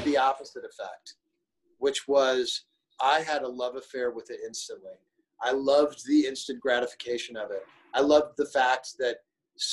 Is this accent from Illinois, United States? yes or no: yes; Springfield, Illinois, United States; moved away; also born or lived in Flint, Michigan / Chicago; I grew up in Springfield, Illinois